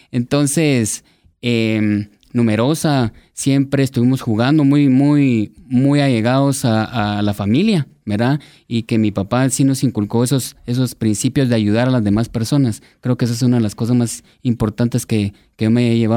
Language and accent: Spanish; Guatemala; born or raised there